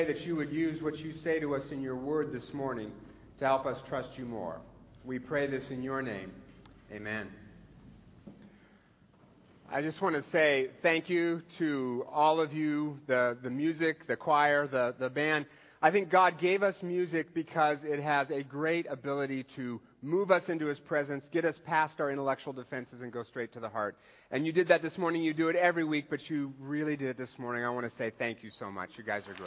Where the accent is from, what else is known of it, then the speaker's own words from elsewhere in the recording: Seattle, Washington, United States; I'm from Seattle